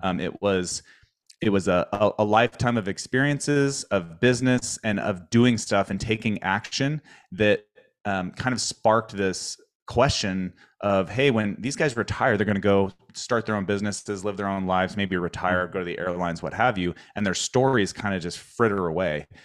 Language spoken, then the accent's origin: English; Spokane, Washington, United States; moved away; my hometown so i grew up in spokane